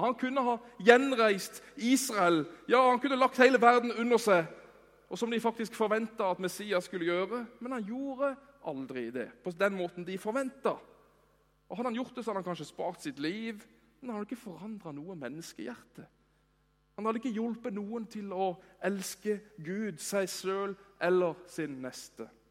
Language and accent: Norwegian; Norway; vi er jo nordmenn